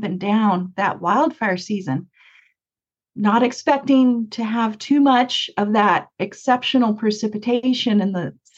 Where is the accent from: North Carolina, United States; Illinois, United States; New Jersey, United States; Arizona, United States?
Arizona, United States; Mesa; when I was growing up in Mesa, there was a dairy farm right next to me